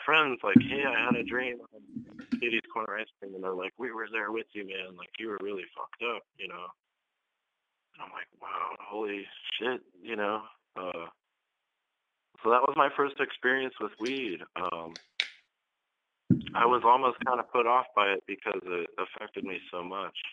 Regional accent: Northeast Ohio, United States; also born or lived in Grand Rapids, Michigan / Springfield, Oregon; now in Eugene, United States; I was growing up in Ohio at the time. It's real dependent on what part of the state you're in there. I'm from Northeast Ohio.

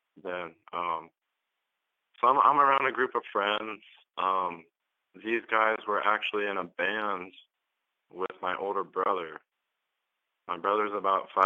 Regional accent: Northeast Ohio, United States; also born or lived in Grand Rapids, Michigan / Springfield, Oregon; now in Eugene, United States; I was growing up in Ohio at the time. It's real dependent on what part of the state you're in there. I'm from Northeast Ohio.

